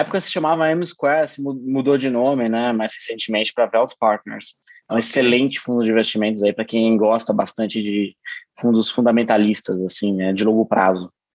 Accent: Bragança Paulista, São Paulo, Brazil; eu sou de Bragança Paulista

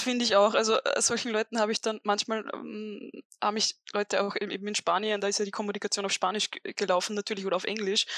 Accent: Upper Austria, Austria; als eigentlich Oberösterreicherin

